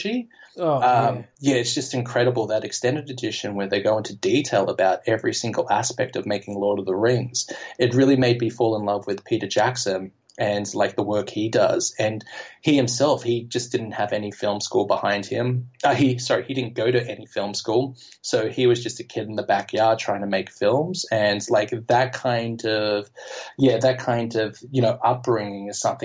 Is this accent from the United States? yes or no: no; Australia; first language English; moved away as an adult; now in Amsterdam, Netherlands; as an Australian growing up with Heath Ledger in Australia